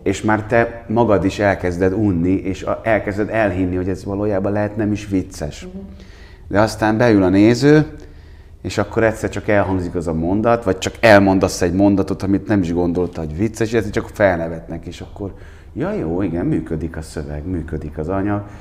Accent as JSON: {"language": "Hungarian", "town": "Székesfehérvár", "region": "Fejér", "country": "Hungary", "tie": "born or raised there", "moved": "as an adult", "lives_now": "Budapest, Hungary", "said": "Én, én Székesfehérvári vagyok, hát, ö, nekem is nem tudom hány éves koromig, hát én húsz éves koromban felkerültem Budapestre."}